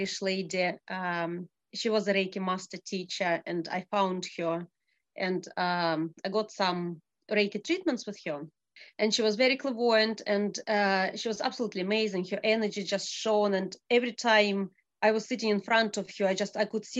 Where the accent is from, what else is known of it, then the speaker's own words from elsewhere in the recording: Russia; moved away as an adult; also born or lived in Abu Dhabi; now in Scotland, United Kingdom; I was born in Russia, and I moved to Abu Dhabi